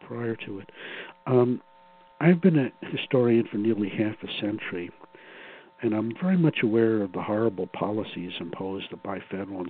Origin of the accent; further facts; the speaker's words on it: New York City, New York, United States; growing up in Brooklyn